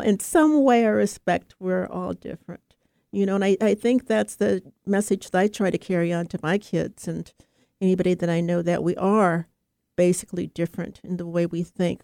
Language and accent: English; United States; also born or lived in Oakland, California; as an American, a Black American